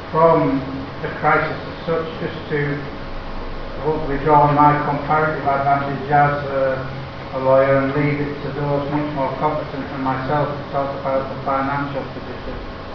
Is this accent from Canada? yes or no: no; England, United Kingdom; Being English